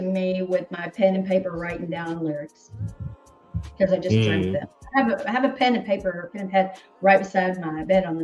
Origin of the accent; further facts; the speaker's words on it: Hendersonville, Tennessee, United States; also born or lived in Nashville; now in Atlanta, United States; I grew up in Hendersonville. I lived right down the street from Johnny Cash. As a little kid, we used to play in his front yard